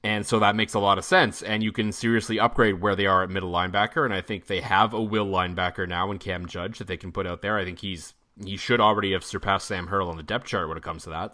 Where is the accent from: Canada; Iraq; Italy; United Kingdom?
Canada; Ottawa, Ontario; moved away; Ottawa's my hometown